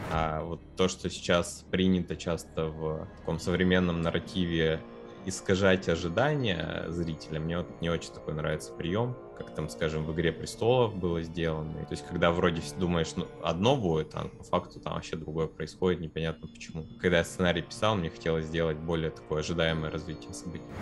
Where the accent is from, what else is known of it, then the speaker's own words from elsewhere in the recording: Perm, Perm Krai, Russia; мы из Перми